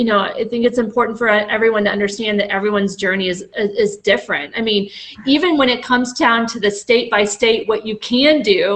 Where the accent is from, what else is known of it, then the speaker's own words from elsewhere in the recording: the South, United States; accent: Southern; I told you by the end of the night I probably would have my Southern accent back, but I think I did good.